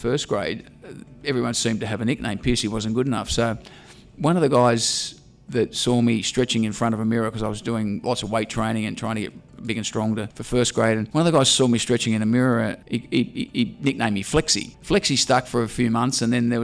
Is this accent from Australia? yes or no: yes; Sydney, New South Wales, Australia; I grew up in Balmain in the 60s, and that sort of area was consumed by rugby league